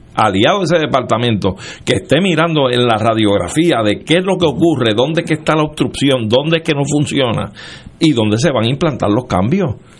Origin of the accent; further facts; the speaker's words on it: Puerto Rico; nosotros silvestremente nos identificamos como boricua